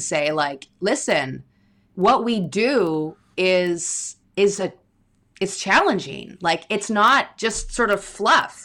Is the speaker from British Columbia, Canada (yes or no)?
yes; Victoria, British Columbia, Canada; also born or lived in Glasgow; I grew up in Victoria on Vancouver Island